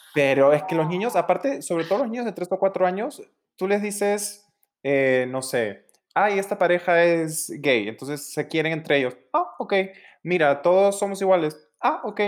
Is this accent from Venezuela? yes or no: no; Peru; moved away; also born or lived in Los Angeles; nací, me crié en Perú